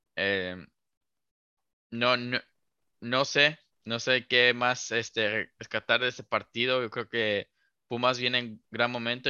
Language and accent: Spanish; Mexico; crecer como, mexicanos